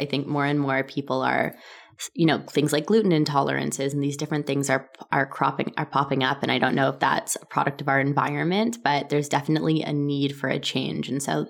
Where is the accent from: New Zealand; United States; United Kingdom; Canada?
Canada; Toronto, Ontario; I was born in Toronto, Canada.